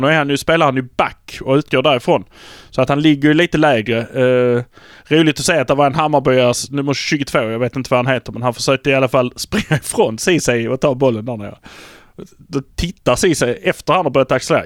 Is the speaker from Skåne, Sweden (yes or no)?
yes; Malmö, Skåne, Sweden; vi är från Malmö